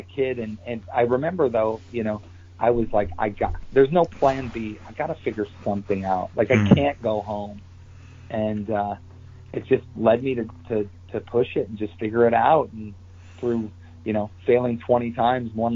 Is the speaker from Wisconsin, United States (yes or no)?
yes; Wisconsin, United States; I grew up in Wisconsin